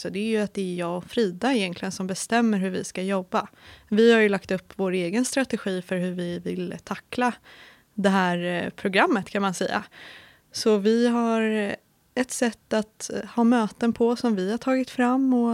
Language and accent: Swedish; Stockholm, Stockholm County, Sweden; moved away as an adult; now in Linköping, Sweden; Jag kommer från Stockholm och flyttade 2018 till Linköping för att plugga till civilingenjör i energi, miljö och management.